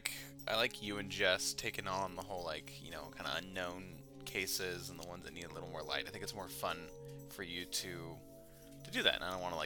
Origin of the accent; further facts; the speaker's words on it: Copperopolis, California, United States; as a young lad growing up in Copperopolis, California.